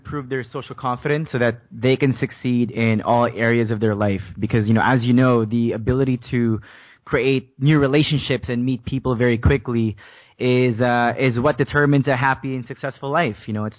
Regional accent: Philippines; English is a second language; now in Canada; So the whole thing started when I moved to Canada from the Philippines, and the first few years in a brand new country was just a huge struggle for me because I didn't speak English back then.

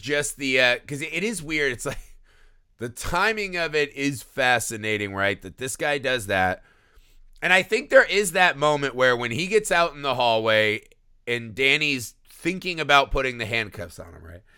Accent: Indiana, United States; I grew up in Indiana.

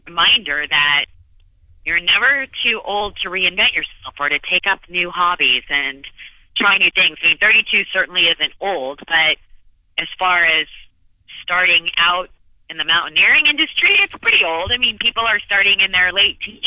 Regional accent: Phoenix, Arizona, United States; I was born and raised in Phoenix, Arizona

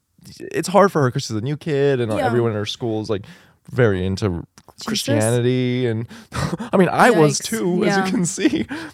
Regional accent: Texas, United States; moved away as an adult; now in New York, United States; I grew up in Texas

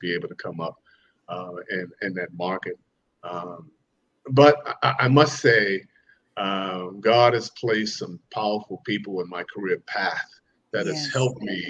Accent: Boston, Massachusetts, United States; moved away; also born or lived in Chicago; my hometown is Boston, Boston, Mass. Grew up in Roxbury, Dorchester area of Boston

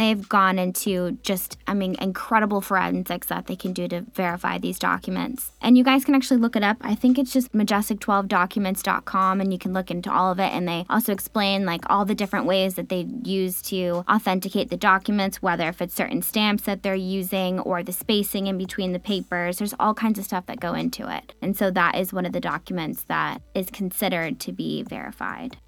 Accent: United States; being an American

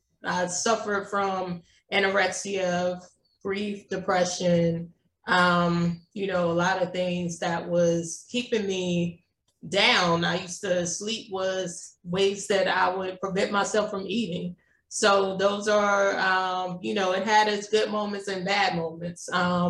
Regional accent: Jonesboro, Louisiana, United States; I grew up in a small town in Louisiana. It's called Jonesboro.

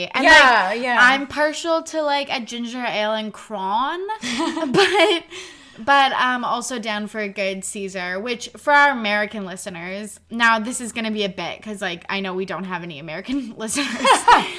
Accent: Canada; And we're Canadian.

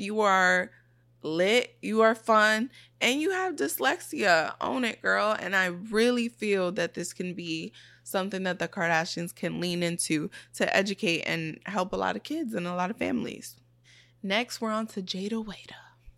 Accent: New York City, New York, United States; also born or lived in Brooklyn; I grew up in the Bronx and I grew up in Brooklyn.

